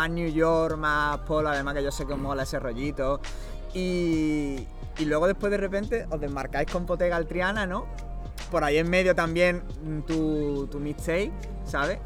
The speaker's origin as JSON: {"language": "Spanish", "town": "Málaga", "region": "Andalusia", "country": "Spain", "tie": "born or raised there", "said": "soy de aquí de Málaga de toda la vida"}